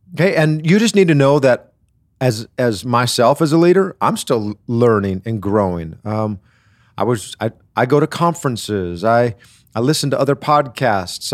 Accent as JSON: {"language": "English", "region": "Wisconsin", "country": "United States", "tie": "born or raised there", "said": "I grew up in Wisconsin"}